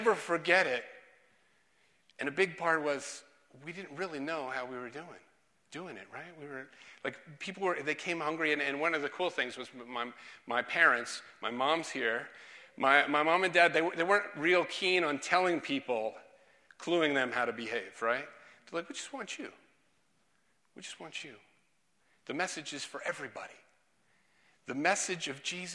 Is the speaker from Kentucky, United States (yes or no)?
no; New York City, New York, United States; I was a pastor's kid growing up, and growing up in Brooklyn